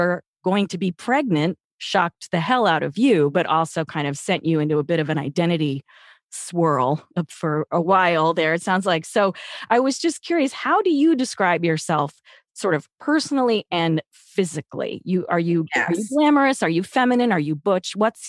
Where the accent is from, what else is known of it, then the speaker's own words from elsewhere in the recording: New York, United States; I'm from New York, so your accent is sort of like in my memory of my life, but I've never had that accent.